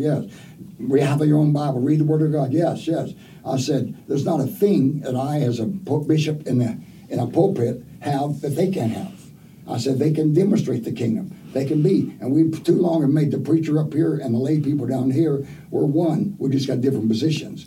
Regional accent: Oklahoma, United States; I was raised in Oklahoma

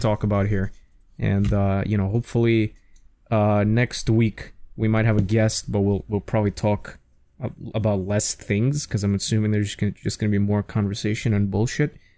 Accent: New York City, New York, United States; growing up in New York City

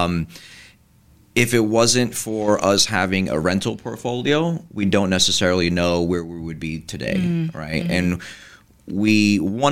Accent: Kearny, New Jersey, United States; my dad owned the barbecue right in town where I was in high school

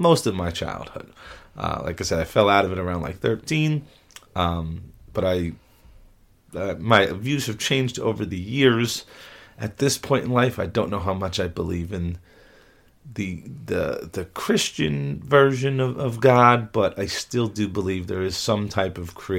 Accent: Gardiner, New York, United States; I'm from a place called Gardner, New York. You may know of it as New Paltz. It's kind of synonymous, same place. But I've lived in the Hudson Valley my whole life

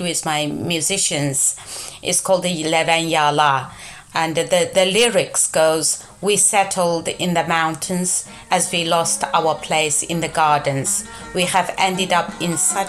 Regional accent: Yining, Xinjiang, China; English is a second language; moved away as an adult; now in United Kingdom; I am from a city called Gulja, the northern part of East Turkestan, the so-called Xinjiang

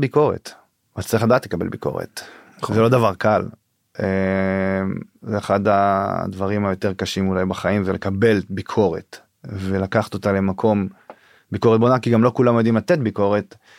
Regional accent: Northern District, Israel; now in Pardes Hanna, Israel; אני מהצפון במקור, אה, גר היום בפרדס חנה

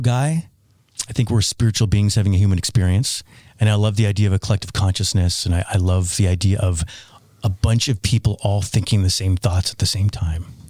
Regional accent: Toronto, Ontario, Canada; moved away; where I grew up in Toronto

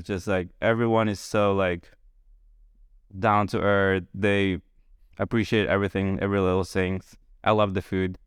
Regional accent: Philippines; moved away as an adult; also born or lived in Boston, United States; now in Charleston, United States; still growing up in the Philippines

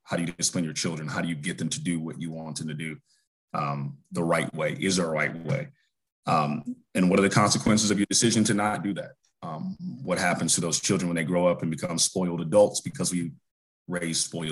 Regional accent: North Carolina, United States; native of North Carolina, born and raised here.

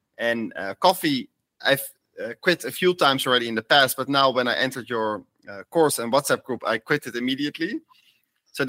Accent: Netherlands; moved away as an adult; also born or lived in Amsterdam; I'm also from the Netherlands

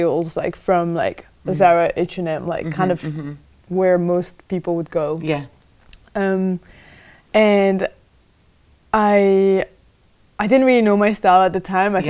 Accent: France; now in United Kingdom; So I was born in France. I grew up in a small town.

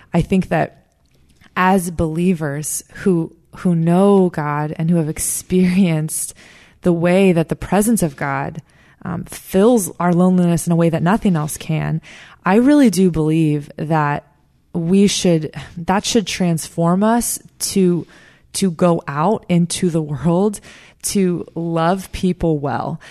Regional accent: South Florida, United States; I'm from South Florida. I, I'm working now at the church that I grew up

